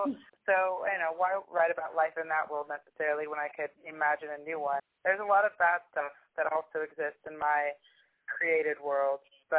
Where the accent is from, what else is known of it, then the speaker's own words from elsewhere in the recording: United States; now in England, United Kingdom; I'm originally from the United States. I kind of moved around a lot, but I'm currently living in England.